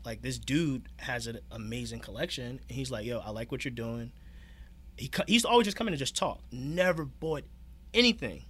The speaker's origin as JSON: {"language": "English", "town": "Newark", "region": "New Jersey", "country": "United States", "said": "I'm originally from Newark, New Jersey"}